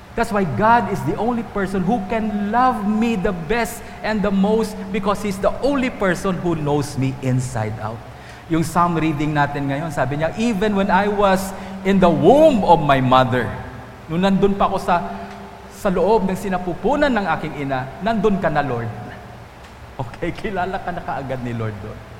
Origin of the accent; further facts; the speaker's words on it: Antique, Western Visayas, Philippines; Doon sa amin sa Antique